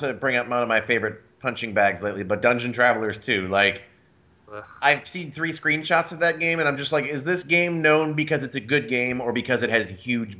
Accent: Massachusetts, United States; Yeah, but I'm not from there. I'm from Massachusetts.

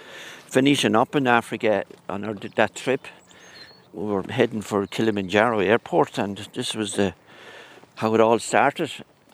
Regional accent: Mullingar, Westmeath, Ireland; I grew up in Ginnell Terrace in Mullingar. That was my home place. But the past 40 years now I live in quite close to Leddison

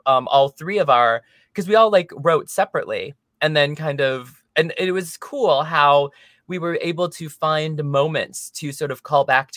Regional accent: United States; accent: American English; first language English; now in Los Angeles, United States; English is my mother tongue. I was adopted as a baby, so I only ever grew up speaking American English

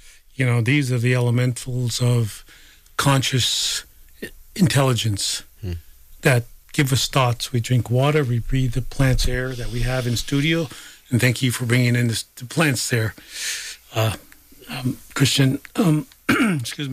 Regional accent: South Dakota, United States; I'm from South Dakota

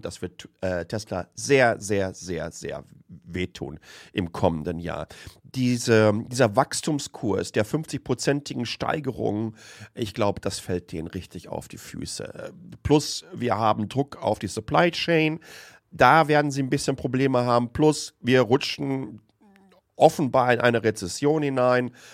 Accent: home region around Lünen, North Rhine-Westphalia, Germany; born or raised there

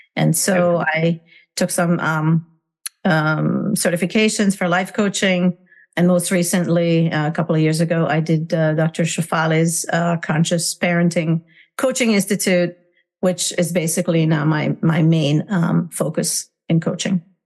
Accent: Hungary; English is a second language; moved away as an adult; now in United States; I was born and raised in Hungary, communist Hungary. And I uh, came to the United States um, when I was 21 years old

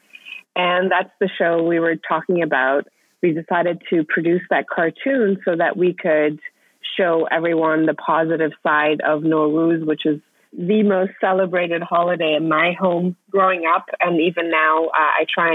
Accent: Vienna, Austria; moved away as an adult; also born or lived in Iran; now in New York City, United States; I was born in Iran. I grew up in Austria and then came to the States for college.

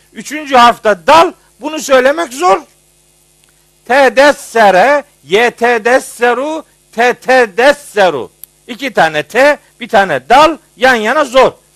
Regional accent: Trabzon, Turkey; ben biraz Trabzonluluktan biraz övünüyorum.

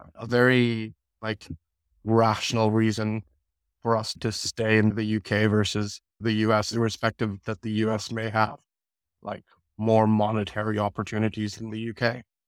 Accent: United States; moved away as an adult; also born or lived in London, United Kingdom; now in United Kingdom; I moved to America when I was two. if there's anything, I am, I'm basically an American. I spent my whole childhood there

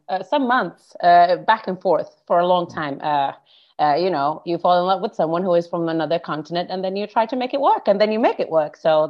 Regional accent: Karstula, Central Finland, Finland; first language Finnish; English is a second language; moved away; also born or lived in Jyväskylä, Finland; I'm originally from a place called Karstula, which is a very, very small, like less than 5,000 people. And then I moved into a bigger city in Finland standards, which is about 100,000 people. That one was called Jyväskylä. So I lived there for quite some time.

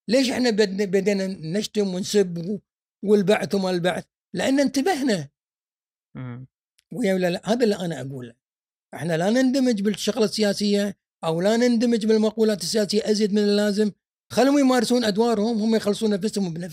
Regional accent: Kuwait; كلنا ككويتيين تحت نظره النظاره السوداء مالت صدام حسين

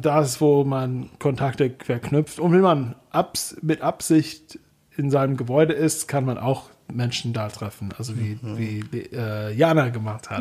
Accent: Kentucky, United States; German is a second language; moved away as an adult; now in Germany; in meiner Heimatstadt in Kentucky

